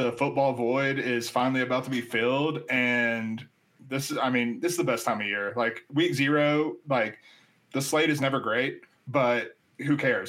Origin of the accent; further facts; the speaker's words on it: North Carolina, United States; now in New Mexico, United States; So I live in New Mexico. I'm actually from North Carolina